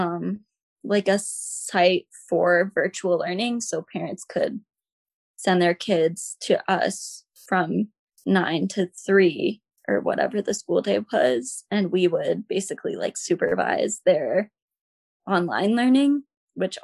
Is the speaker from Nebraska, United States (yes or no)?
yes; Omaha, Nebraska, United States; moved away as an adult; now in Boston, United States; I'm from Nebraska, grew up in Nebraska.